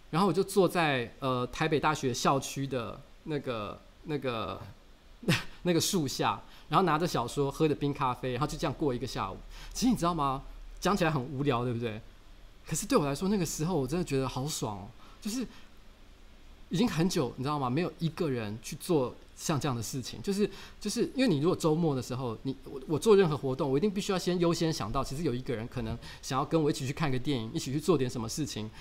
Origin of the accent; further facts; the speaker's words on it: Taiwan; 我们讲台语